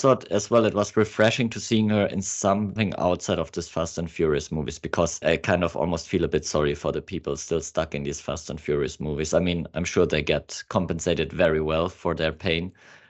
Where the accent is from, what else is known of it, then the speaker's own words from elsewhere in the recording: Australia; accent: Australian; Excuse my English accent, it's not as great as my Australian.